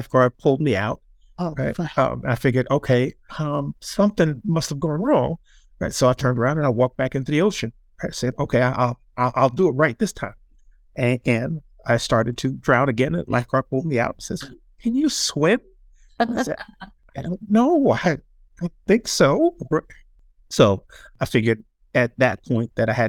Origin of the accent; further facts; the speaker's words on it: New Jersey, United States; as a kid growing up in New Jersey